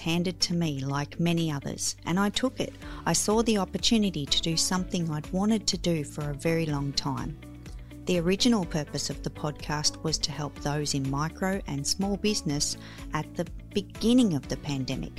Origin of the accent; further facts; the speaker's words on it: Australia; I am the girl from Down Under